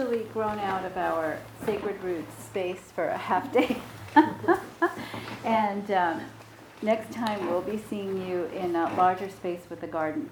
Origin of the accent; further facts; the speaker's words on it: New York, United States; I'm from New York